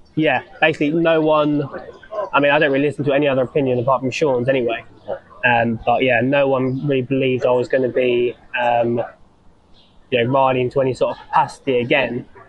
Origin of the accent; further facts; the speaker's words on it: East Sussex, South East England, United Kingdom; from East Sussex, so I'm like in between Brighton and London.